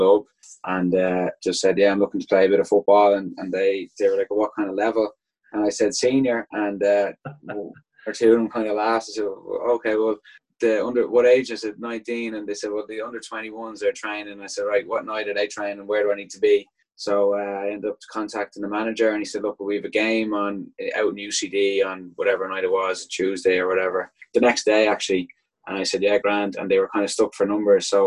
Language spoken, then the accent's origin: English; Yonkers, New York, United States; moved away as an adult; also born or lived in Canada / Dublin, Ireland; now in Boston, United States; I grew up in just outside the city in Yonkers. Yonkers would be just about 15, 20 minutes outside of New York City